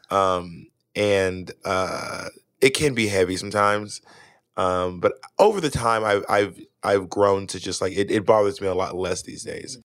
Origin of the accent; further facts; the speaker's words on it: Atlanta, Georgia, United States; also born or lived in Manhattan, New York; now in New York, United States; I live in Manhattan. Mm-hmm. I'm from Atlanta, Georgia